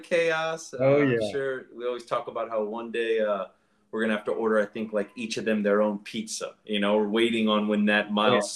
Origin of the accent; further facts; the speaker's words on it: Orlando, Florida, United States; moved away as an adult; also born or lived in Eustis, Florida; now in New York, United States; I grew up in Central Florida. I grew up in Orlando.